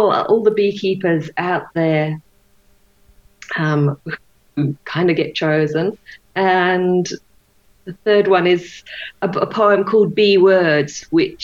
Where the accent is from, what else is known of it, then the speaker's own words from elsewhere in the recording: England, United Kingdom; now in United States; I grew up in England